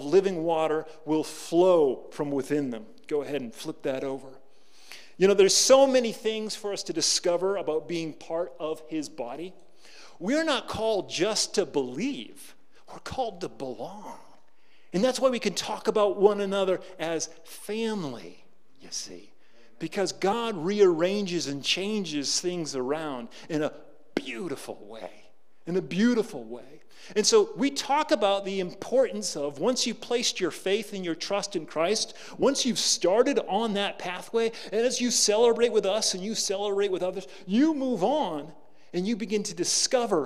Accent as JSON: {"language": "English", "region": "New England", "country": "United States", "tie": "born or raised there", "moved": "yes", "lives_now": "Chicago, United States", "said": "I grew up in New England. And someone who's born and bred in New England"}